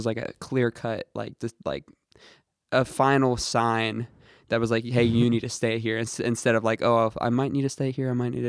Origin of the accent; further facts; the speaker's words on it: Santa Claus, Indiana, United States; also born or lived in Chicago / New Albany; I was born in Indianapolis, then we moved to a few places. Like we moved to like Chicago, and then okay. I grew up a little.